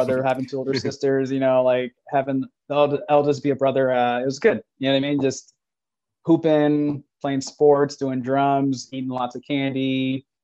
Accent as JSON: {"language": "English", "town": "Bakersfield", "region": "California", "country": "United States", "tie": "born or raised there", "said": "growing up in Bakersfield, Central Cali."}